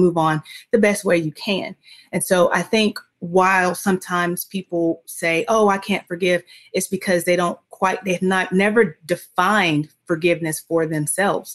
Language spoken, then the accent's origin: English; Dothan, Alabama, United States; my hometown of Dothan, Alabama